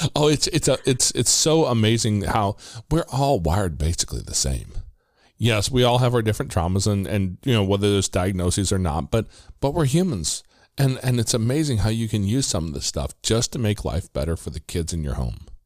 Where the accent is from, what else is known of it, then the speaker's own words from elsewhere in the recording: Midwest, United States; I'm from the Midwest